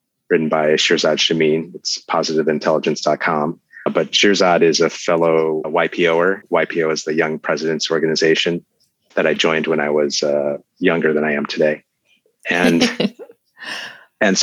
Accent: Chicago, Illinois, United States; we're both from Chicago

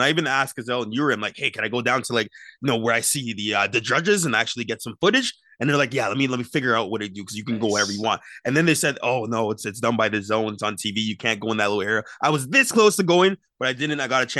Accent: Brampton, Ontario, Canada; I had an exceptional time coming from Brampton. I grew up pretty much in Brampton.

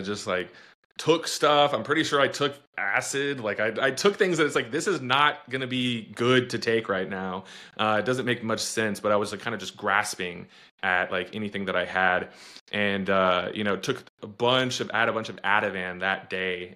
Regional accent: Austin, Texas, United States; I'm from Texas, but I'm obviously from, from Austin

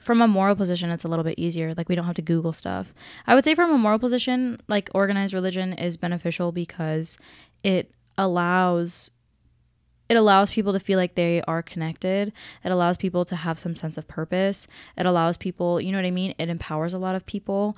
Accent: Seattle, Washington, United States; moved away; I'm from Seattle, back in Washington

